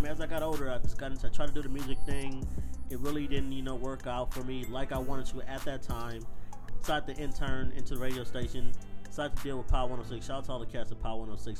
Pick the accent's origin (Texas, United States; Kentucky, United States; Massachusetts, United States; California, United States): California, United States; Los Angeles; I was raised in Los Angeles, California. Watts neighborhood, Compton area.